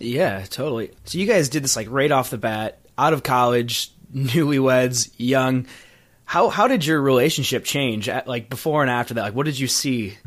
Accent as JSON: {"language": "English", "region": "Michigan", "country": "United States", "said": "I'm from Michigan, so I'm basically Canadian"}